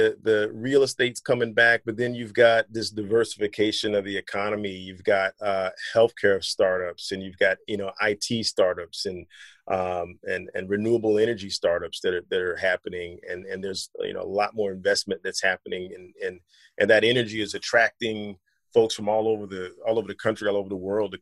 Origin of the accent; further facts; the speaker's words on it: North Carolina, United States; moved away as an adult; also born or lived in Southeast Virginia / Philadelphia / Detroit; I grew up in North Carolina